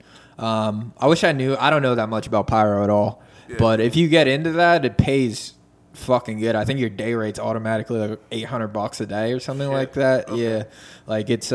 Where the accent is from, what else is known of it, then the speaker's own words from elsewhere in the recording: Philadelphia, Pennsylvania, United States; I'm that nigga from South Philly